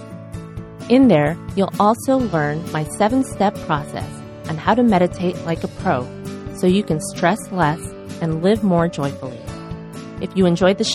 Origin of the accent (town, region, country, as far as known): Chicago, Illinois, United States; born or raised there; now in Los Angeles, United States